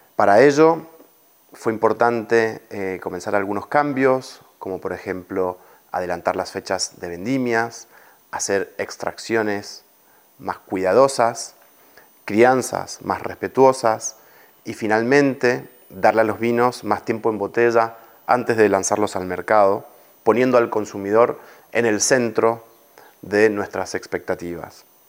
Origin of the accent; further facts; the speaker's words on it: Mendoza, Argentina; moved away as an adult; now in Spain; Soy argentino, he nacido en Mendoza